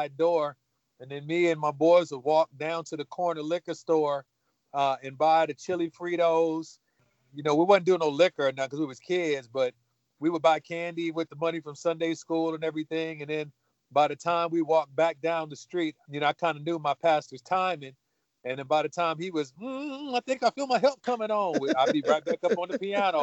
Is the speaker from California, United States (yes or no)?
yes; Los Angeles, California, United States; I grew up in South Central Los Angeles, California